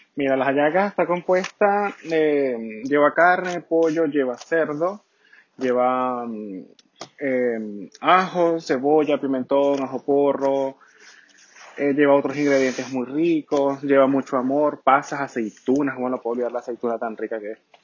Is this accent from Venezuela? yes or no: yes; Venezuela; now in Santiago, Chile; Yo soy de Venezuela, del país donde las mujeres son hermosas y los hombres somos muy dulces.